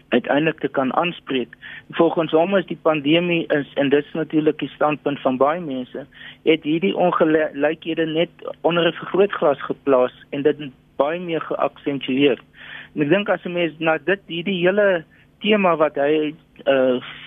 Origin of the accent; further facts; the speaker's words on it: South Africa; ons as Suid-Afrikaners